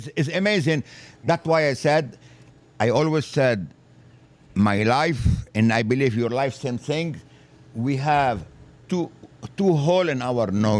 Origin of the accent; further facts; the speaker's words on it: France; English is a second language; moved away as an adult; now in Philadelphia, United States; I came from France